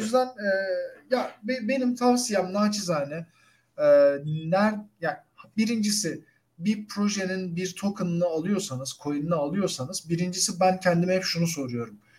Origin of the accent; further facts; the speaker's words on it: Turkey; ben de Türk'üm